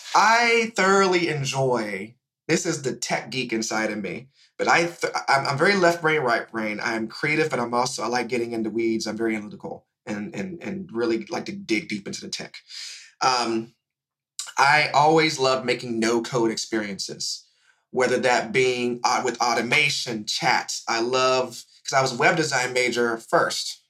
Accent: Indianapolis, Indiana, United States; now in Atlanta, United States; I'm originally from Indianapolis, Indiana

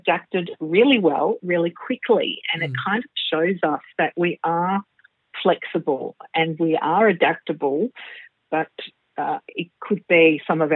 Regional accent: Melbourne, Victoria, Australia; also born or lived in Singapore; I was born in Melbourne, Australia, at the lovely Brighton Public Hospital many, many years ago, which was a tiny little hospital. And I have, of course, grown up in Melbourne, but lived in Singapore for a couple of years in my early teens

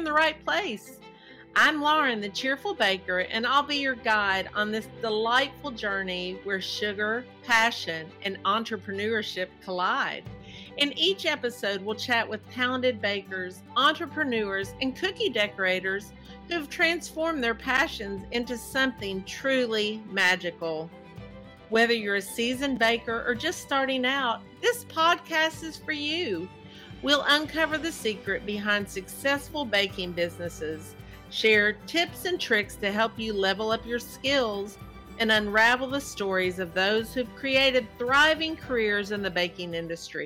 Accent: Kentucky, United States; accent: Southern; I'm from the South. I mean, some people say Kentucky isn't South, but listen to my accent

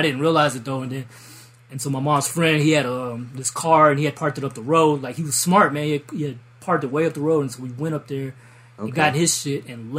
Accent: Biloxi, Mississippi, United States; also born or lived in New Orleans, United States; I was raised, I'm originally from Columbia

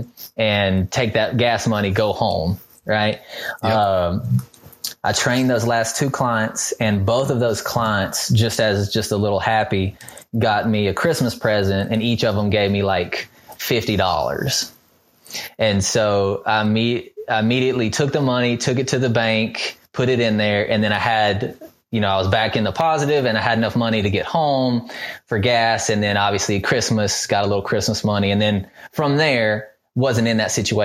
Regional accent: Mississippi, United States; we're from Mississippi

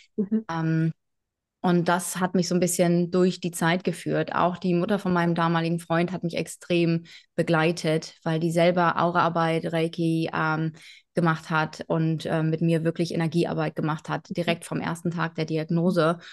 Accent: between Bremen and Hanover, Lower Saxony, Germany; moved away as an adult; also born or lived in Hamburg; groß geworden bin ich ähm, zwischen Bremen und Hannover in Niedersachsen

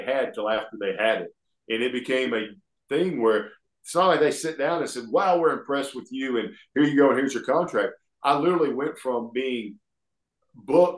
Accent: Alabama, United States; accent: Southern; I grew up here in Alabama

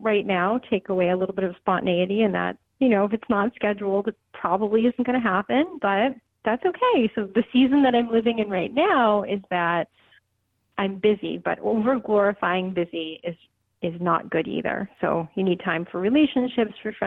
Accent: Boston, Massachusetts, United States; I grew up in Boston

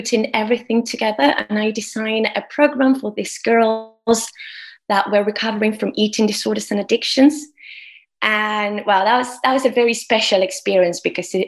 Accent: Argentina; moved away as an adult; now in United Kingdom; I'm from Argentina. And I came to the UK 10 years ago.

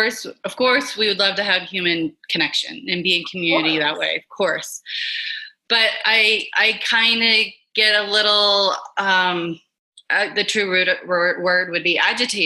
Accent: Memphis, Tennessee, United States; I grew up in Memphis, Tennessee.

